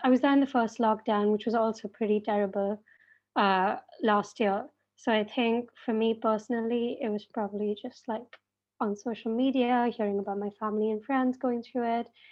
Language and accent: English; Mumbai, Maharashtra, India; moved away as an adult; now in Cambridge, United Kingdom; I'm a first year student at Emma doing English, um, and I'm from Mumbai